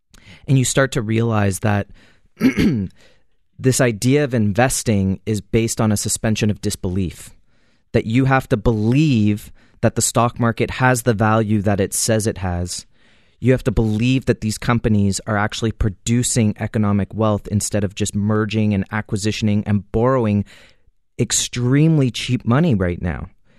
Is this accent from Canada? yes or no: yes; Canada; And as a Canadian, 15 years ago, it would have cost you $500-$600 to buy an ounce of gold.